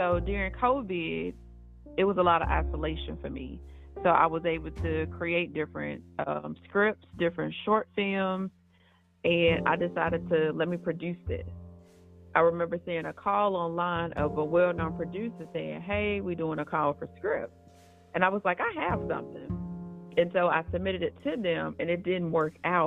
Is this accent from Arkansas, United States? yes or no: yes; Arkansas, United States; now in California, United States; I was born in Arkansas. I currently reside in California